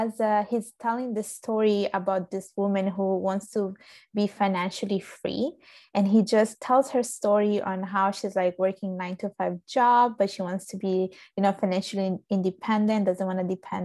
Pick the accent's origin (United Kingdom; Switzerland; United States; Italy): Italy; Palermo, Sicily; also born or lived in Vigevano, Lombardy, Italy; now in Canada; So I was born in Sicily. I was born in Palermo.